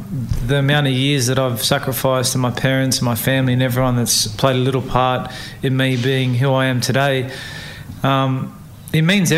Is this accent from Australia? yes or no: yes; Australia; born there; And yes, I'm an Australian-born athlete with Samoan mother, English father, but always fighting barriers.